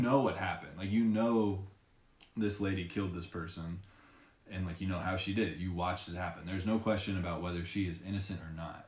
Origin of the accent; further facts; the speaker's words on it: Long Beach, California, United States; I'm from Long Beach